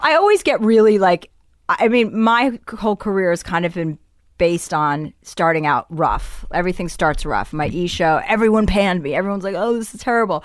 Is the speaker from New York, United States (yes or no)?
no; New Jersey, United States; moved away; I'm from New Jersey